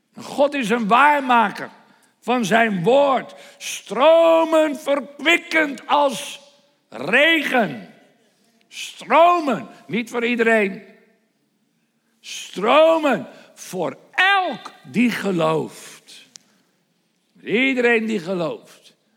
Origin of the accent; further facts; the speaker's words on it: Netherlands; Nederland is mijn thuisland.